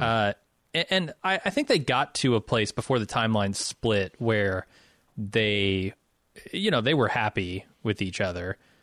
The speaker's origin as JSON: {"language": "English", "region": "Midwest", "country": "United States", "also_born_or_lived": "Chicago", "said": "I'm from the Midwest"}